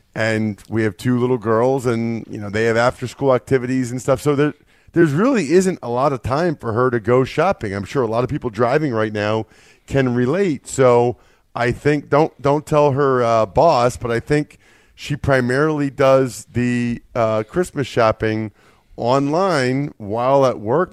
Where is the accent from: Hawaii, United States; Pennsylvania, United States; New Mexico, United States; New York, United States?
Pennsylvania, United States; Reading; I'm from Reading